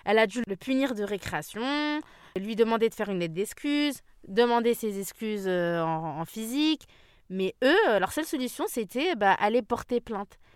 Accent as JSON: {"language": "French", "region": "Île-de-France", "country": "France", "tie": "born or raised there", "said": "j'ai grandi en France"}